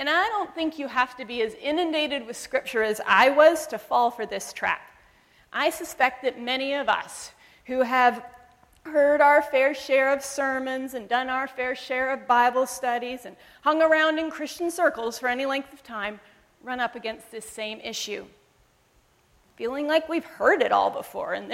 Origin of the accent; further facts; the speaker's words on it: Zambia; born there; and I was born in Zambia, where my parents were missionaries for almost 30 years.